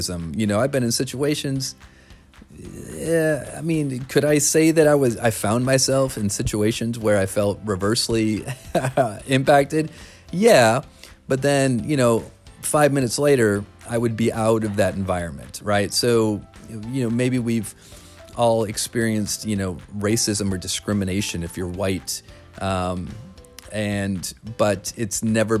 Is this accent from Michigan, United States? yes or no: yes; Flint, Michigan, United States; Growing up in Flint, Michigan